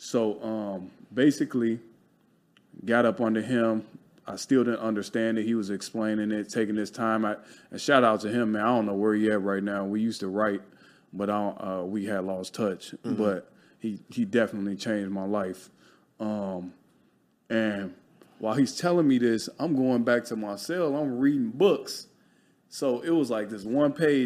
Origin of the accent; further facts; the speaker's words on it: Chicago, Illinois, United States; now in Los Angeles, United States; I grew up in Chicago, poverty